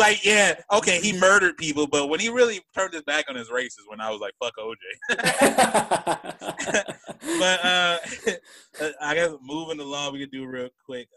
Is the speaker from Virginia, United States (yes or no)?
no; Rochester, New York, United States; moved away; we're from Rochester.